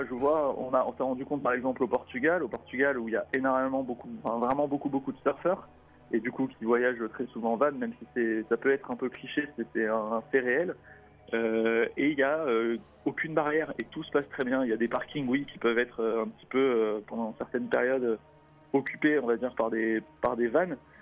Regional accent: France; on est français, franco-français

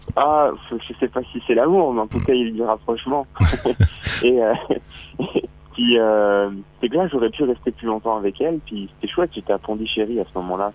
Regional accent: France; accent: French; moved away as an adult; now in Montreal, Canada

